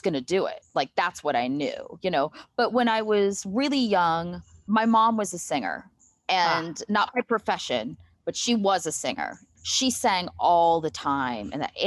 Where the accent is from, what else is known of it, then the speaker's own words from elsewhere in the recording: Marietta, Ohio, United States; now in Columbus, United States; And we grew up in Marietta.